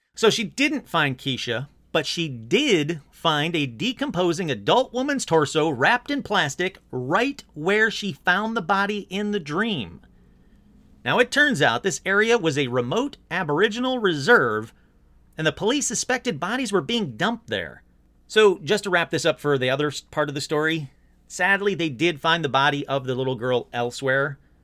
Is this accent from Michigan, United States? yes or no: yes; Michigan, United States; my home state of Michigan.